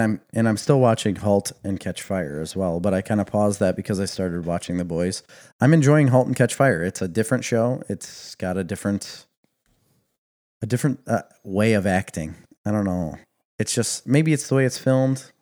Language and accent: English; Midwest, United States; We are coming from the Midwest